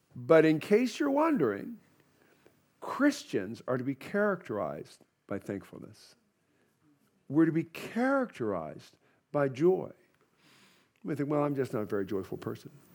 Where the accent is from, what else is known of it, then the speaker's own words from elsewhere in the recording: United States; I'm an American